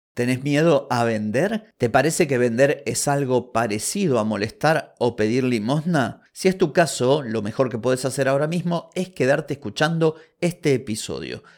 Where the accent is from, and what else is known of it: Argentina